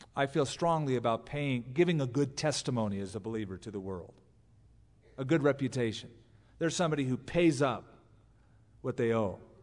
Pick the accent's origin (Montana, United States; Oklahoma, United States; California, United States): California, United States; now in Albuquerque, United States; as a Californian